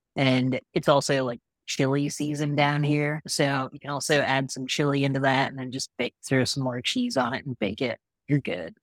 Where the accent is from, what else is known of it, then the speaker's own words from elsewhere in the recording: Midwest, United States; moved away; growing up in the Midwest